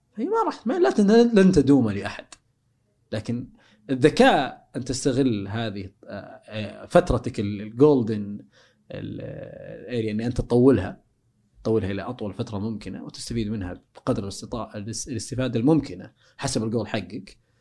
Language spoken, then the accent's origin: Arabic; Saudi Arabia